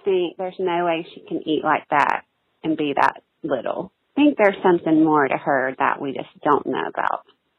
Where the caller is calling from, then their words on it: Charlotte, North Carolina, United States; Hey, Molly. … I'm from Charlotte.